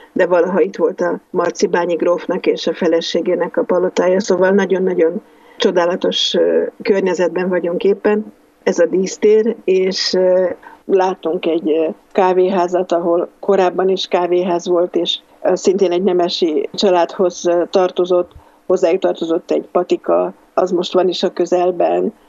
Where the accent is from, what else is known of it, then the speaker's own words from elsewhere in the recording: Hungary; mondom Magyarországról